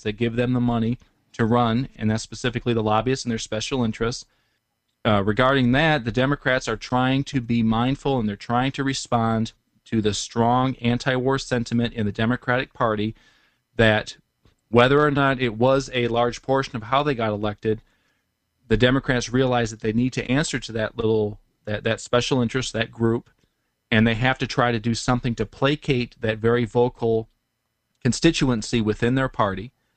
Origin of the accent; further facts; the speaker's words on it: Detroit, Michigan, United States; I'm from Detroit